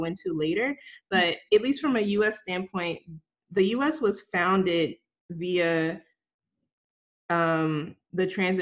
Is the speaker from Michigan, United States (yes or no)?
no; Newark, New Jersey, United States; also born or lived in Augusta, Georgia; I was born in Newark, New Jersey